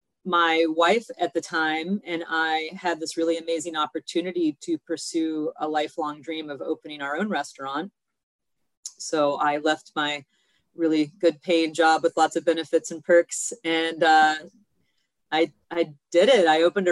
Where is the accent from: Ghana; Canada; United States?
United States; Kentucky; moved away as an adult; now in Chicago, United States; I have been in Chicago for about 20 years. I came here from Kentucky, where I got my culinary degree in Louisville.